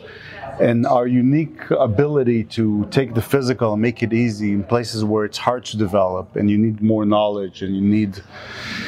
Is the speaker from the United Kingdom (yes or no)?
no; Israel; now in United States; I'm from Israel